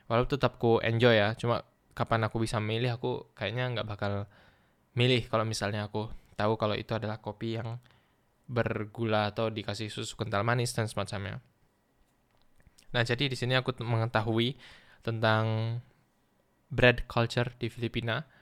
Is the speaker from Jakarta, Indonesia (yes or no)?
no; Duri, Riau, Indonesia; Mungkin di sini bahkan lebih mirip sama sama vibe di sekitar kotaku di Duri